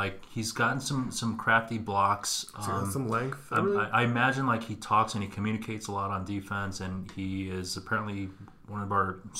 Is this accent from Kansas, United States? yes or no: yes; Kansas, United States; I grew up in Kansas.